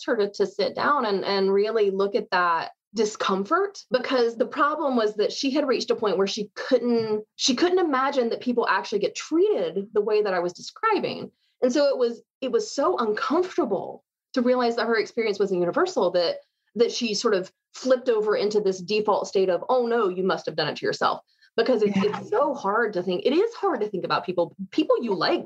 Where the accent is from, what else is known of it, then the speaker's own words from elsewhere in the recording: United States; As an American